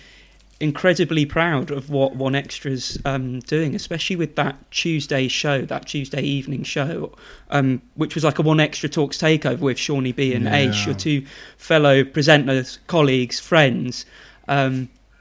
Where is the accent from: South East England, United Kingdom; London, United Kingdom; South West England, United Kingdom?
South East England, United Kingdom; Buckinghamshire; I come from Bucks